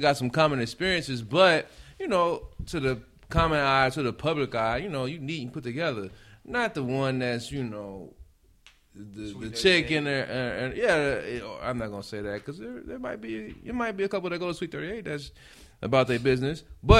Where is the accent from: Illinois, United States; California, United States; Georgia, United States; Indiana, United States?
Indiana, United States; Gary; I'm from Gary.